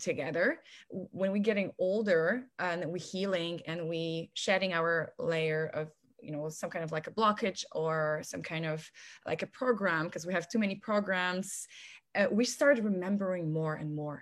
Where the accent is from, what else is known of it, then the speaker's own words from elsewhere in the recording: Poland; moved away as an adult; now in United States; I'm originally from Poland. I've been here in America for almost 11 years.